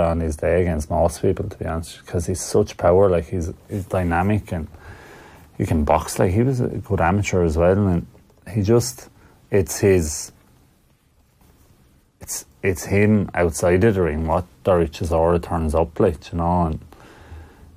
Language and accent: English; Wexford, Leinster, Ireland; I'm from Wexford and sunny southeast